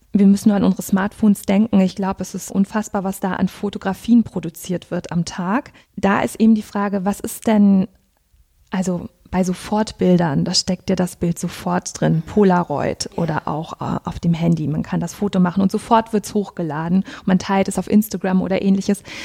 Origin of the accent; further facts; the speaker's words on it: Rostock, Mecklenburg-Vorpommern, Germany; moved away as an adult; also born or lived in Greifswald / Berlin; now in Münster, Germany; Ich bin in Rostock geboren worden und habe dann in Greifswald und dann in Berlin Kunst und Bildgeschichte studiert.